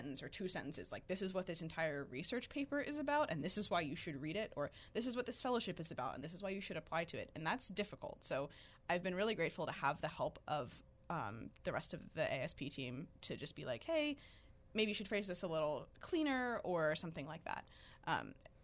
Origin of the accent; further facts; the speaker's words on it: Philadelphia, Pennsylvania, United States; moved away as an adult; also born or lived in Richmond; I'm from Philadelphia, and I lived in various Philly suburbs for my whole life